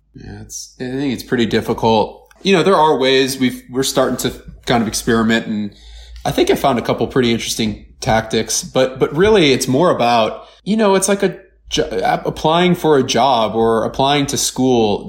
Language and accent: English; Cleveland, Ohio, United States; I'm from Cleveland